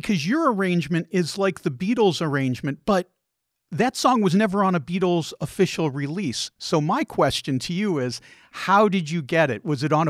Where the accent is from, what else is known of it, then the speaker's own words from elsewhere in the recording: Chicago, Illinois, United States; moved away; also born or lived in Detroit, Michigan; I lived in Detroit, then I grew up in Chicago